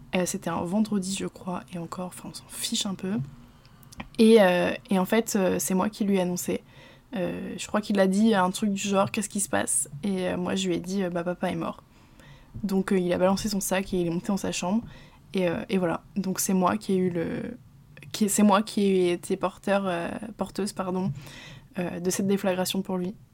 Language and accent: French; Normandy, France; je suis normande